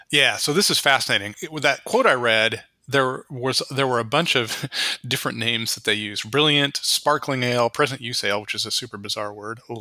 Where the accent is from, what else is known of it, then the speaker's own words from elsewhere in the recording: West Coast, United States; it's not really like I grew up in the West Coast entirely. I had no connection to the East Coast